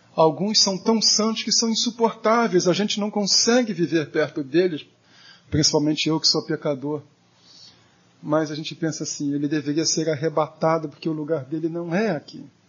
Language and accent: Portuguese; Brazil; also born or lived in São Paulo; sendo brasileiro